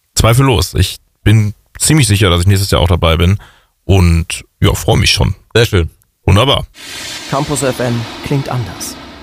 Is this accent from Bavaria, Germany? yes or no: no; Gelsenkirchen, North Rhine-Westphalia, Germany; in meiner Heimatstadt Gelsenkirchen